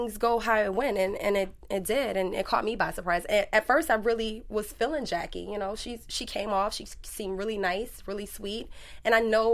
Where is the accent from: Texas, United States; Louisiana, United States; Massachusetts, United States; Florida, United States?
Louisiana, United States; New Orleans; I'm from New Orleans